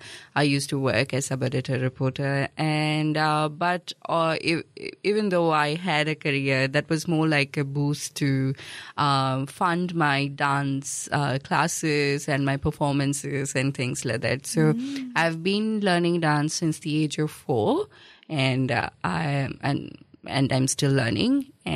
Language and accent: English; Kozhikode, Kerala, India; moved away as an adult; now in Dunedin, New Zealand; I am from Calicut in Kerala, which is in South India. I was brought up there, born and brought up in Kerala, and then I moved to Dunedin in 2010 after my marriage.